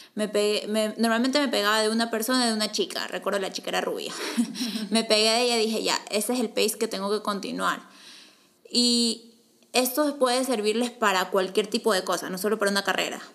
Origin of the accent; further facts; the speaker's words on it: Ecuador; soy de Ecuador